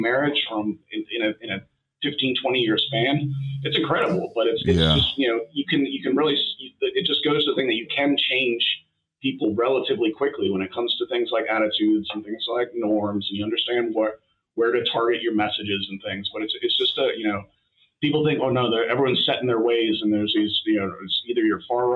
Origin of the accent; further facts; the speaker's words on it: Scottsville, United States; moved away; also born or lived in United Kingdom; when I was growing up in Scottsville